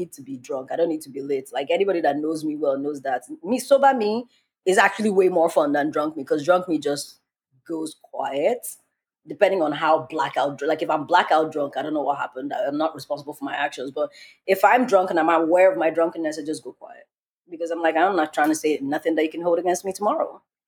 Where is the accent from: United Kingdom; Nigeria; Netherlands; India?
Nigeria; I am black and I'm Nigerian